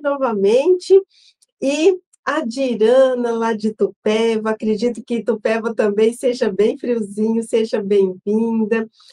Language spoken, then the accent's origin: Portuguese; São José do Rio Preto, São Paulo, Brazil; eu sou de São José do Rio Preto